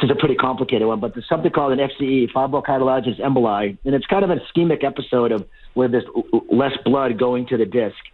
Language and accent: English; Lowell, Massachusetts, United States; I grew up in Lowell